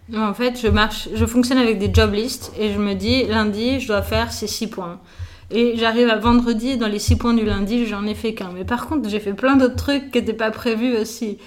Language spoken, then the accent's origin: French; Nice, Provence-Alpes-Côte d'Azur, France; born or raised there; also born or lived in Paris